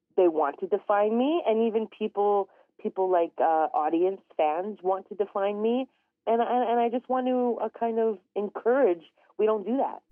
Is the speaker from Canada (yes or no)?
yes; Canada; I'm originally from Treaty 8 territory. Um, I grew up in a very tiny community known as a hamlet.